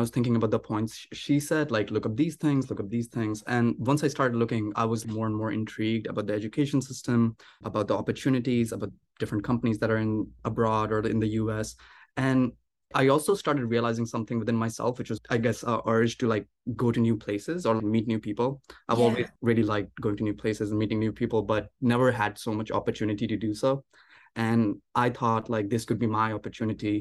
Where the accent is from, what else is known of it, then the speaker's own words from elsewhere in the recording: India; moved away as an adult; now in United States; I was born in India and I went to high school in India